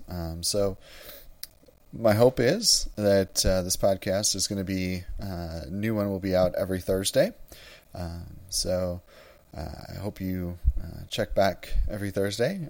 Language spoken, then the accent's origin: English; Wisconsin, United States; moved away as an adult; also born or lived in Nebraska; now in Houston, United States; I grew up in Wisconsin